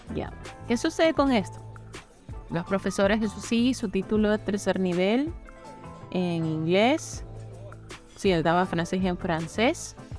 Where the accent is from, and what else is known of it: Ecuador